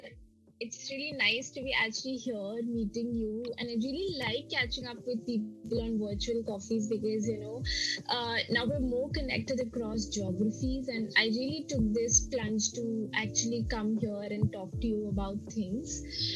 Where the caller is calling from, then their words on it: India; I'm joining from India, and I have been into this industry for over 5 years now.